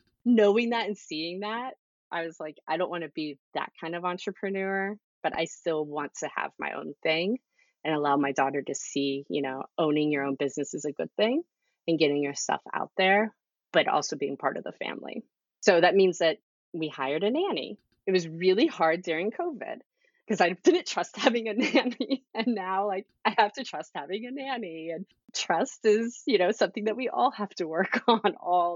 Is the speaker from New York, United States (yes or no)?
no; Texas, United States; now in Baltimore, United States; I'm originally from Texas.